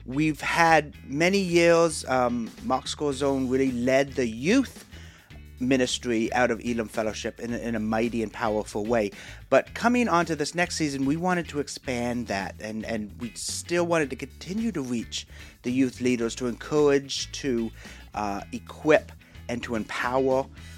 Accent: Ontario, Canada; I grew up in Canada, just outside of Hamilton, Ontario.

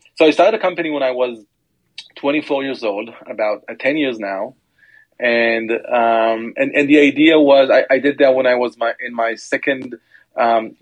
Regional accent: Omer, Southern District, Israel; also born or lived in Tel Aviv, Israel / Hoboken, United States; born and raised in Be'er Sheva, which is the actually Omer, it's a town near Be'er Sheva, which is in the south part of Israel

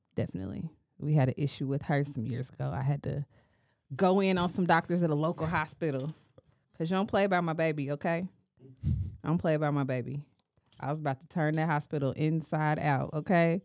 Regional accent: United States; we are American and because we live in the community

